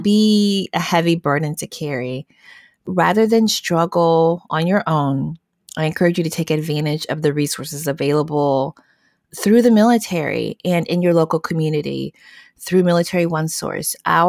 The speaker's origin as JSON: {"language": "English", "region": "Southwest", "country": "United States"}